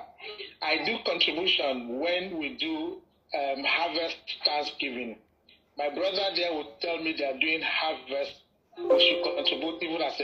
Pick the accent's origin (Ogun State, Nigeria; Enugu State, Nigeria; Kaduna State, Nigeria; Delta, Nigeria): Enugu State, Nigeria; Nsukka; also born or lived in Ikorodu, Lagos; now in Lagos, Nigeria; my village is Nsukka in Enugu State